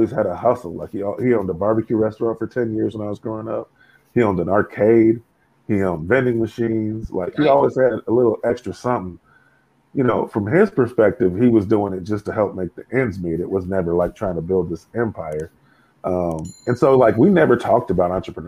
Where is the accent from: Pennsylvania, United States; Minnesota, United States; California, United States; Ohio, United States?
California, United States; Bakersfield; I was born and raised in Bakersfield, California, man. So grew up out there.